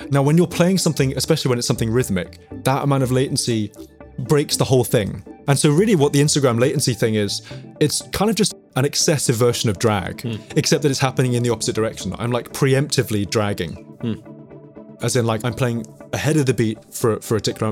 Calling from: London, United Kingdom; I'm calling from North London, calling from my, my lockdown location, my family music room.

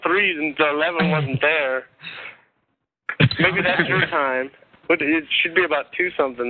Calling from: California, United States; I'm from California, and it's about 3:35 a.m. here.

